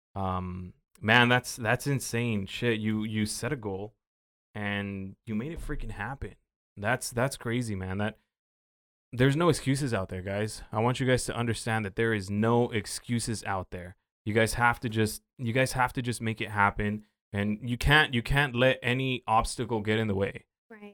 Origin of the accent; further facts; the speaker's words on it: Oxnard, California, United States; I've been through some shit growing up in South Oxnard